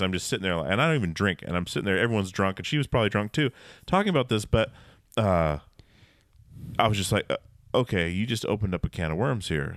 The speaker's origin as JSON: {"language": "English", "region": "Alaska", "country": "United States", "tie": "born or raised there", "said": "growing up in Alaska"}